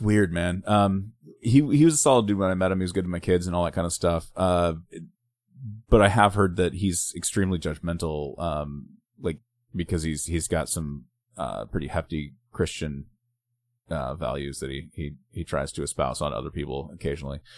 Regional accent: Littletown, Oregon, United States; I grew up in Littletown, Oregon

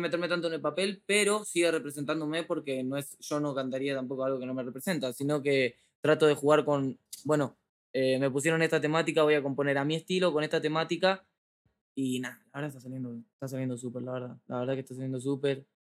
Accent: Argentina; estoy en México, vengo de Argentina, de mi barrio

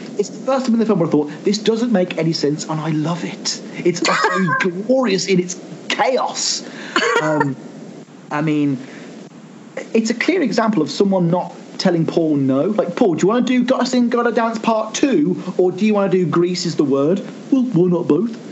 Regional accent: United Kingdom; as a Brit

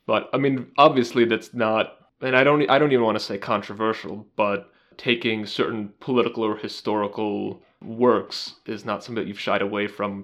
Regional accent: United States; as an American

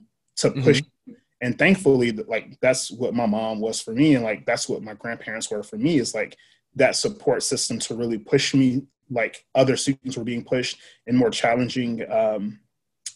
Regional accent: Nashville, Tennessee, United States; I grew up in Antioch. So I went to Antioch Public School or Nashville Public Schools, J.E. Moss, JFK, Antioch High School.

